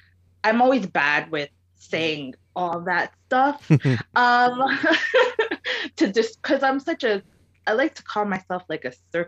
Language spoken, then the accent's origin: English; Lodi, New Jersey, United States; also born or lived in Houston, Texas; I grew up in Lodi, New Jersey.